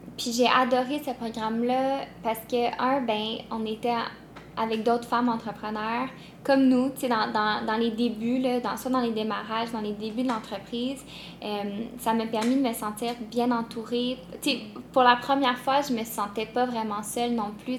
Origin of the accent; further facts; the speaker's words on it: Montreal, Quebec, Canada; je viens de Montréal